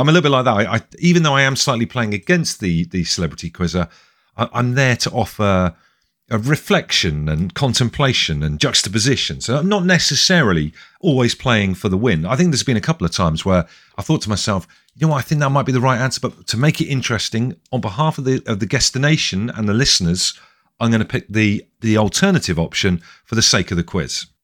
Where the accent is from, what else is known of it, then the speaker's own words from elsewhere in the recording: Devon, South West England, United Kingdom; I'm from Devon